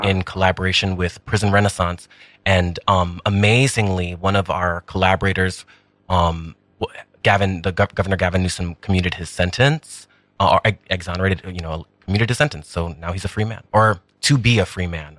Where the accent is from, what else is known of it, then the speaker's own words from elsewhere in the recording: New York, United States; Taino, um, Puerto Rican, Boricua, um, but born and raised in New York.